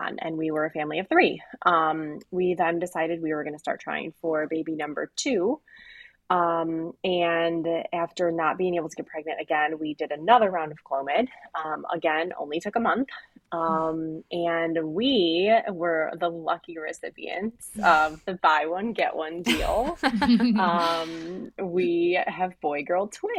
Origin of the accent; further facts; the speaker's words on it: Cleveland, Ohio, United States; I am from Cleveland, born and raised here